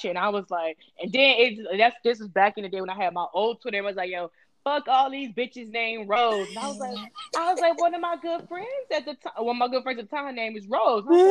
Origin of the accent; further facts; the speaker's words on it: Miami, Florida, United States; I'm from Miami